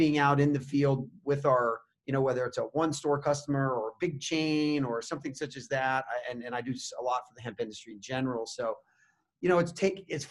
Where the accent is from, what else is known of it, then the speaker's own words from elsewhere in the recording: Indian River County, Florida, United States; moved away as an adult; now in Colorado, United States; I grew up in Indian River County, which is on the Treasure Coast of Florida